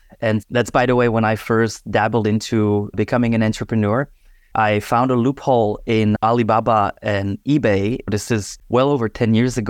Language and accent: English; Czechia; I'm born and raised in Czech Republic, where I originally dabbled into DJing from young age.